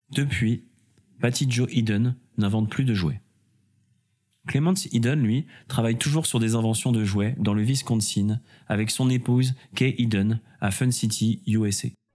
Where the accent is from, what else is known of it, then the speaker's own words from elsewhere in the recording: France; chez nous en France